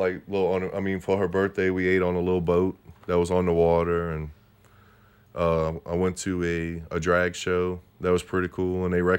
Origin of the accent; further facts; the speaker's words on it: United States; we're the people from America.